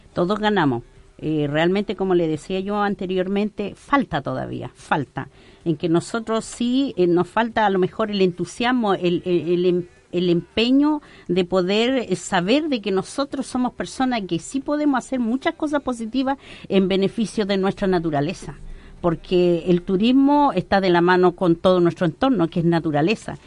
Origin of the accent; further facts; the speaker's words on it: Arauco, Biobío, Chile; Yo, como persona acá de nuestro sector, de la comuna Arauco, soy de Guillay pertenezco a una comunidad